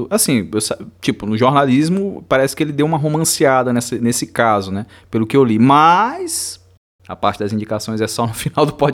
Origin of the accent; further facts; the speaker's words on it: Rio Grande do Sul, Brazil; Do Rio Grande do Sul, um gaúcho.